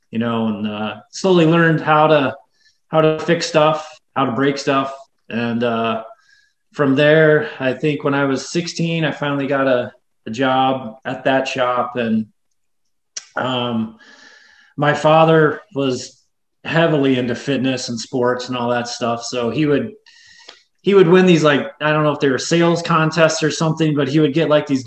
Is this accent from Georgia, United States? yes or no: no; West Tennessee, United States; moved away as an adult; also born or lived in Oklahoma; now in Utah, United States; little town I grew up in in West Tennessee